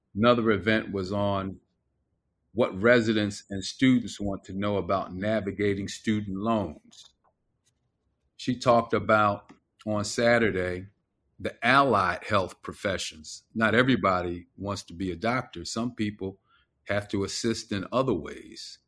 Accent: Philadelphia, Pennsylvania, United States; moved away; my hometown

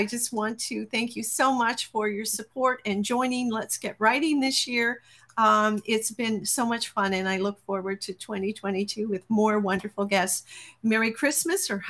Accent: Grand Falls-Windsor, Newfoundland and Labrador, Canada; I grew up in Grand Falls, Windsor

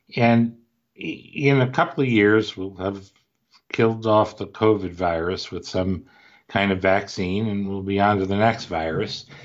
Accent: Cleveland, Ohio, United States; I grew up in Cleveland

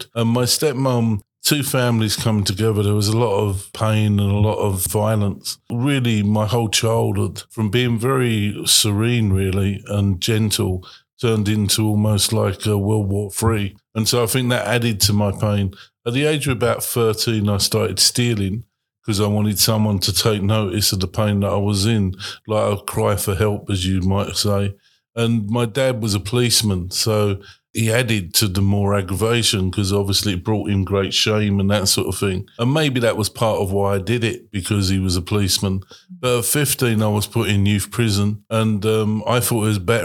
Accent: London, United Kingdom; I was born in the East End of London

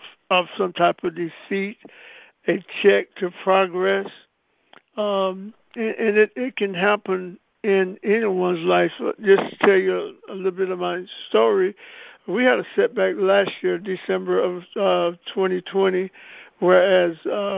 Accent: Anderson, South Carolina, United States; I was born in Anderson, South Carolina

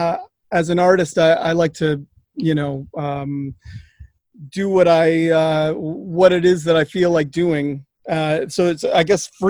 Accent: Detroit, Michigan, United States; I'm from Detroit, Michigan

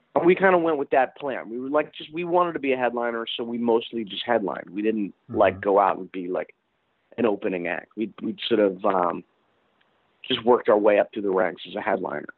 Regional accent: Princeton, New Jersey, United States; I grew up in Princeton, New Jersey

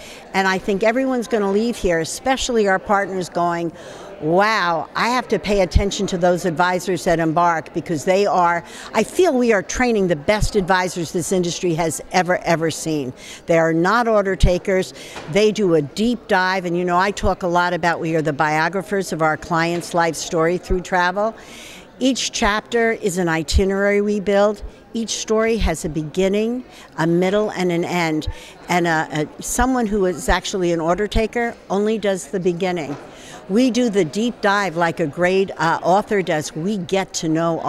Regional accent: New York City, New York, United States; moved away; In New York City, my hometown originally

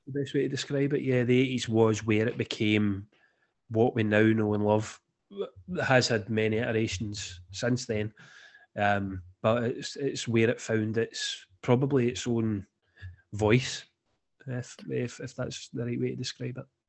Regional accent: Scotland, United Kingdom; me being Scottish

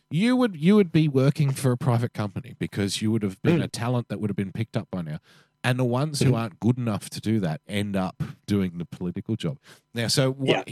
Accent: Sydney, New South Wales, Australia; being an Australian male from Western Sydney

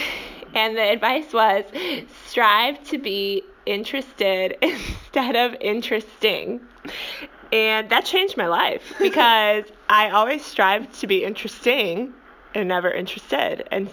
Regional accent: Wisconsin, United States; moved away as an adult; also born or lived in Texas; I was from Wisconsin and most others were from Texas.

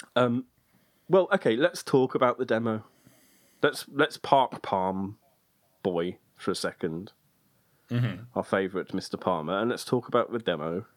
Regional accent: United Kingdom; as a Brit

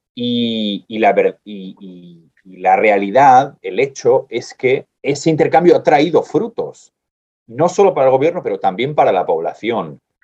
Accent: Spain; soy español

